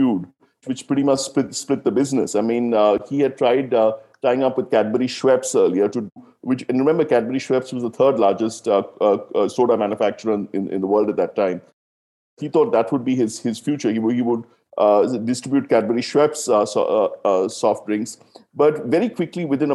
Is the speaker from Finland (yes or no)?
no; South India, India; I grew up in South India